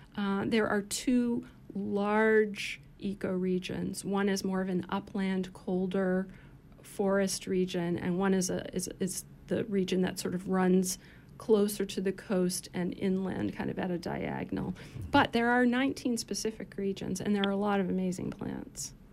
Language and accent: English; Maine, United States; moved away as an adult; also born or lived in Philadelphia, Pennsylvania; I was born and raised in Maine